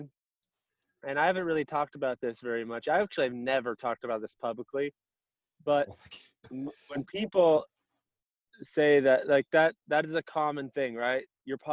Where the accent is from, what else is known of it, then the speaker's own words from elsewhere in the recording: Coeur d'Alene, Idaho, United States; also born or lived in Seattle, Washington / Spokane, Washington / Rathdrum, Idaho; I grew up in I was born in northern Idaho, Coeur d'Alene. I moved around a little bit around the Pacific Northwest as I grew up. I moved to Seattle, Spokane, back to Coeur d'Alene. I graduated high school in Rathdrum, Idaho.